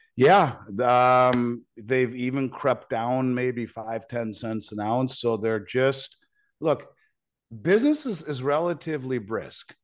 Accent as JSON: {"language": "English", "country": "United States", "said": "as a father as an American"}